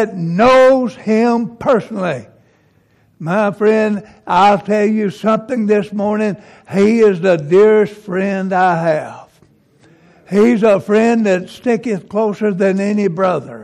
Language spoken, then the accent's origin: English; Mississippi, United States; I was raised over in Mississippi